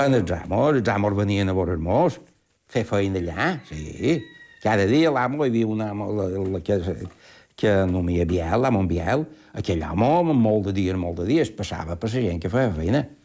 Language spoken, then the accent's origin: Catalan; Ses Salines, Balearic Islands, Spain; Jo el meu poble és Salines